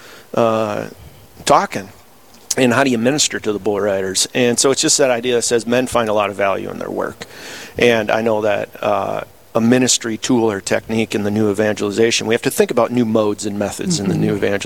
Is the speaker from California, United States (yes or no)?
no; Sioux Falls, South Dakota, United States; I'm from Sioux Falls, South Dakota